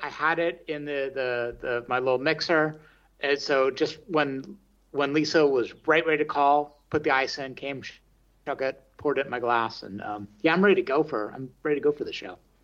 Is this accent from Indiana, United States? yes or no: no; the Bay Area, California, United States; moved away as an adult; also born or lived in San Francisco; now in Berlin, Germany; I grew up in the Bay Area